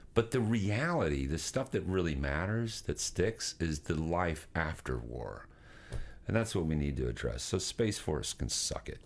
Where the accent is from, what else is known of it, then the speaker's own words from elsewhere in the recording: Nashville, Tennessee, United States; moved away; I, I, was born and raised in Nashville, Tennessee